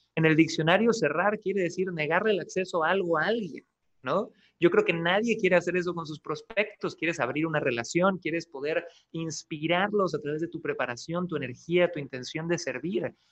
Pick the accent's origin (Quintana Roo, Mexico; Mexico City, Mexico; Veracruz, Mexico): Quintana Roo, Mexico; Cancún; moved away as an adult; also born or lived in Santiago, Chile; Yo nací, chicos, en Cancún, Quintana Roo, México.